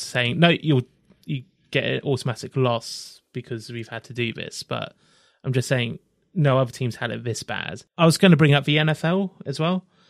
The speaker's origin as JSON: {"language": "English", "region": "England", "country": "United Kingdom", "said": "I am living in England. I'm from England"}